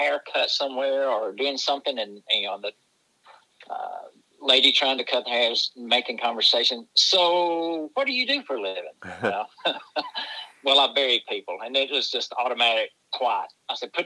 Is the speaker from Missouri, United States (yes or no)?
no; Silver City community, Forsyth County, Georgia, United States; I live in Forsyth County, Cumming, Georgia. I actually live in a group in the north end of the county, Silver City community, born and raised there